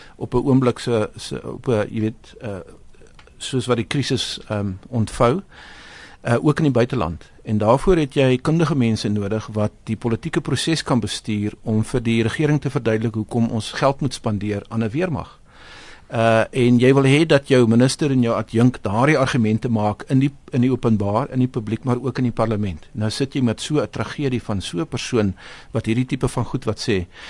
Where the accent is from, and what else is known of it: South Africa